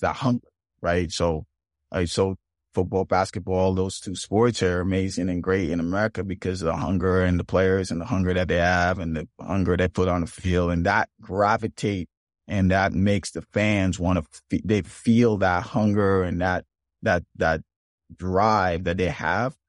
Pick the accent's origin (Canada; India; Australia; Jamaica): Jamaica; born or raised there; moved away as an adult; now in United States